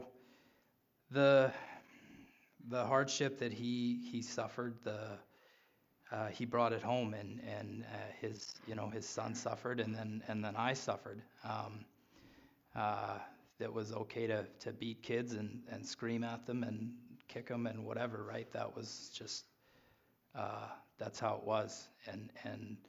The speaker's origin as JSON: {"language": "English", "town": "Regina", "region": "Saskatchewan", "country": "Canada", "tie": "born or raised there", "said": "I was born in Regina"}